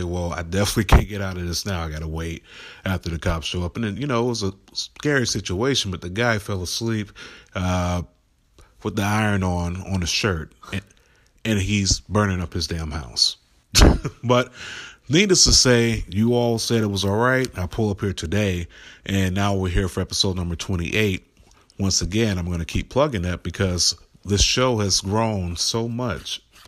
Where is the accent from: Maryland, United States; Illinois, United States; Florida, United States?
Florida, United States; also born or lived in Nashville; now in Cleveland, United States; Now, myself, I was born and raised in South Florida, Palm Beach County. Stayed a little bit all over Florida, but born and raised there my whole life.